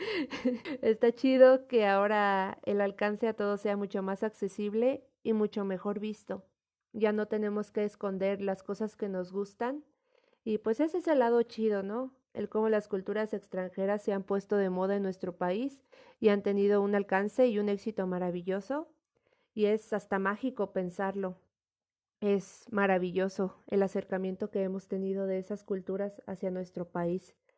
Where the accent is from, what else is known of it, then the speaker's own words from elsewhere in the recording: Mexico; nuestra identidad como mexicanos